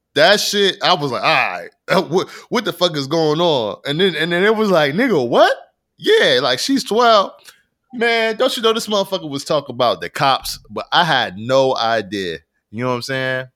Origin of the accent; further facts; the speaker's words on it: Rochester, New York, United States; I am from Rochester, New York